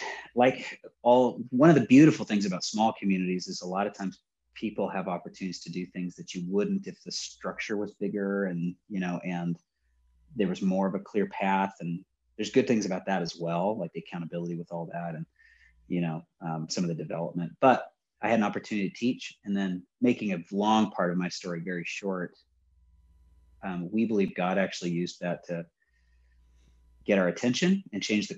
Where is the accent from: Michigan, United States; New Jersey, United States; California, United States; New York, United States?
California, United States; Riverside; also born or lived in Long Beach, California; So born in Long Beach, but I was raised in Riverside. So that's Inland Empire